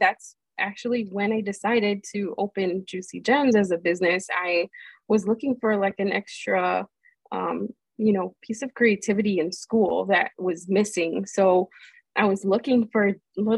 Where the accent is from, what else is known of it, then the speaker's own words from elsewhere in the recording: Melrose Park, Illinois, United States; I really spent most of my life in Melrose Park in Illinois, which is a suburb outside of Chicago